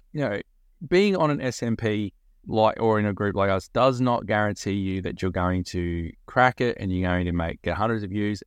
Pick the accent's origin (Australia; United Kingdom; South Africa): Australia; being an Australian